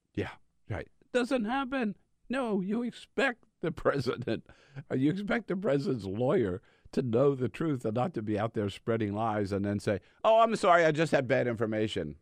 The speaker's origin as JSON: {"language": "English", "region": "California", "country": "United States", "said": "being a Californian"}